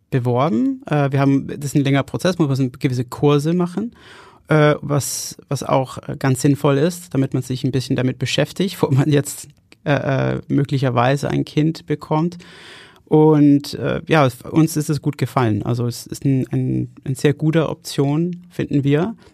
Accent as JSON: {"language": "German", "country": "Denmark", "second_language": "German", "said": "Ich komme aus, aus Dänemark."}